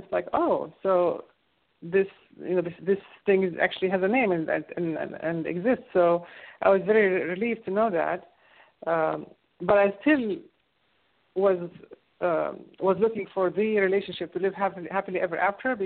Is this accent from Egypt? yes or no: yes; Egypt; moved away; I grew up in Egypt